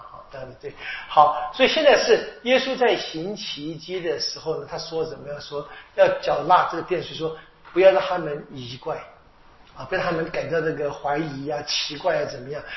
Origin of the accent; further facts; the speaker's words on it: China; 我们中国人说的“事缓则圆”啊